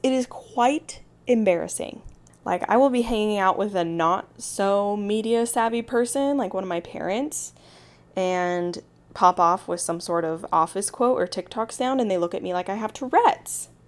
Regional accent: Midway, Utah, United States; I'm from a little town called Midway. It's like forty-five minutes east of Salt Lake City

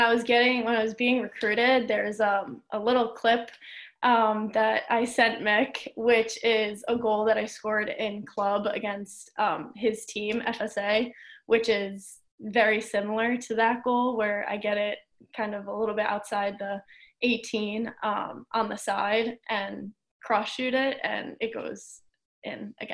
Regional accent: New Jersey, United States; moved away; in my home state

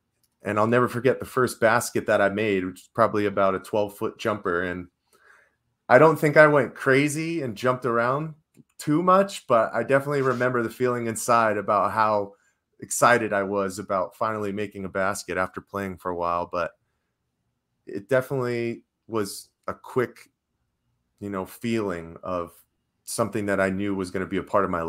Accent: Arizona, United States; Well, I grew up in the Valley, so the Phoenix Suns were always on in my household.

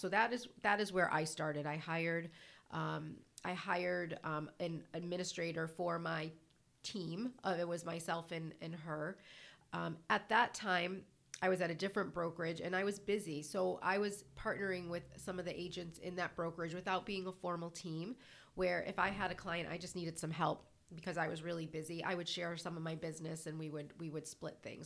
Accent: Connecticut, United States; moved away as an adult; now in Charlestown, Rhode Island, United States; born and raised in Connecticut.

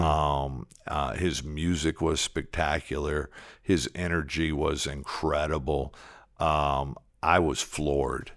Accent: Detroit, Michigan, United States; moved away as an adult; now in Arlington, United States; I'm originally from Detroit. I grew up in inner city

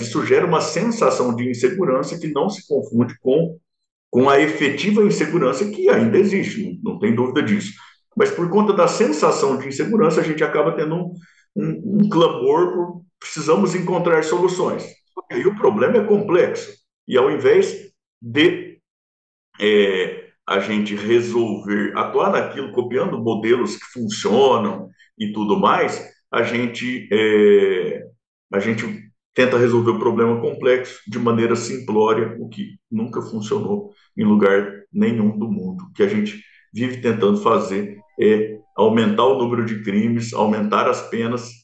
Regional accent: interior of São Paulo, Brazil; accent: caipira; Eu que, que sou caipira do sertão do interior de São Paulo

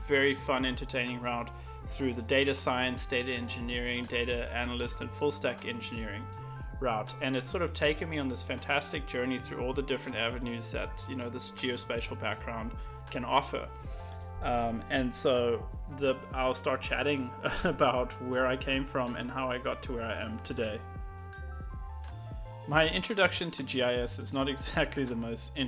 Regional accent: South Africa; moved away as an adult; now in Austin, United States; I'm a South African that lives just outside of Austin, Texas

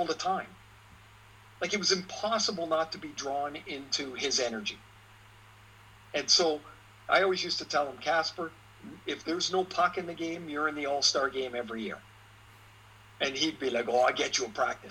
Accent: Trail, British Columbia, Canada; I grew up in Trail, British Columbia.

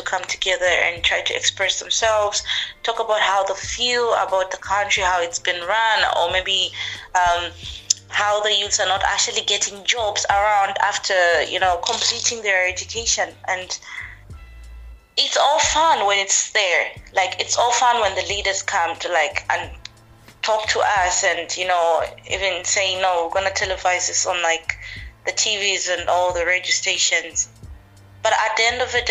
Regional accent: Livingstone, Southern Province, Zambia; now in United Kingdom; growing up like in Zambia, it's I would say it's, particularly Livingston itself where I am

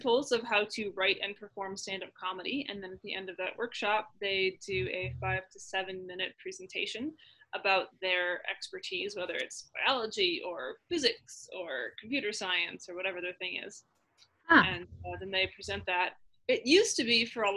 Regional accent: Minnesota, United States; now in Colorado, United States; I was born and raised in Minnesota

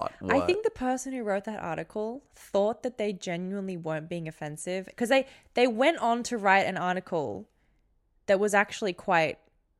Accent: Australia; Do you really want to talk about these negative experiences you've had growing up in Australia?

